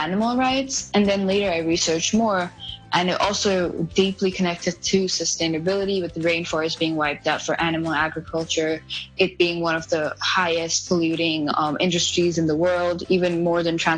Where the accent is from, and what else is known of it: India; born or raised there; English is a second language; moved away